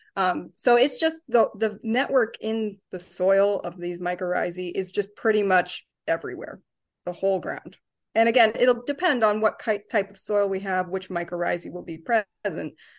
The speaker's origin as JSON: {"language": "English", "region": "Ontario", "country": "Canada", "moved": "yes", "lives_now": "Chicago, United States", "said": "I'm from Ontario, so I get to come home and see my family"}